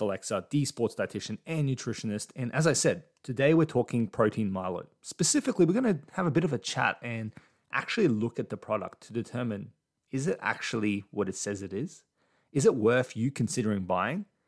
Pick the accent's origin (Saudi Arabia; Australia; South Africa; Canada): Australia; as an Aussie